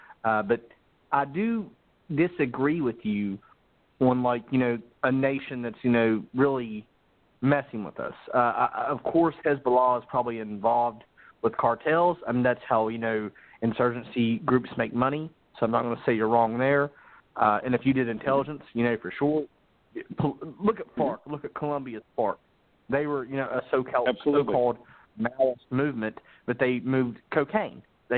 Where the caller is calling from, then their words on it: South Carolina, United States; I'm calling from South Carolina.